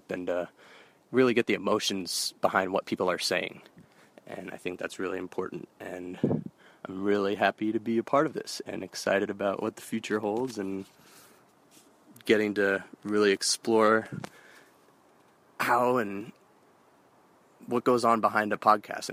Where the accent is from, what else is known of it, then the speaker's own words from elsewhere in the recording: San Francisco, California, United States; I'm originally from San Francisco, California